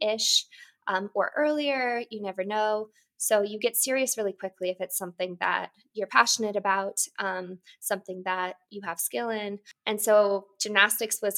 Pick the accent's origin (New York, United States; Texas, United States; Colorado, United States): Colorado, United States; Boulder; I grew up in Boulder, Colorado